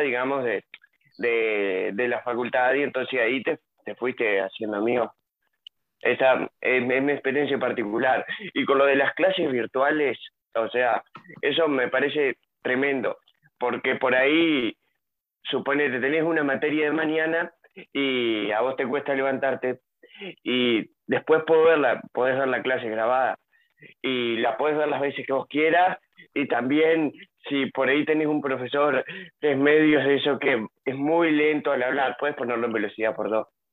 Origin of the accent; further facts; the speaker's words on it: Nueva Palmira, Colonia, Uruguay; yo soy de Nueva Palmira, en Colonia